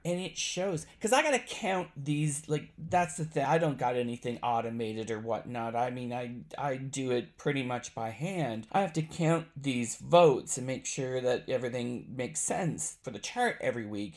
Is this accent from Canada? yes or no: yes; Canada; I am Canadian